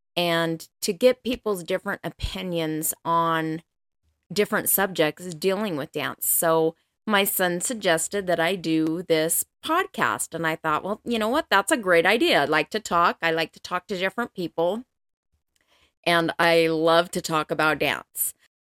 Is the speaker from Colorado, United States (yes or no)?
yes; Colorado, United States; now in Utah, United States; I am originally from Colorado. That's where I grew up. But I have been in Utah now for most of my life, like 28 years, something like that.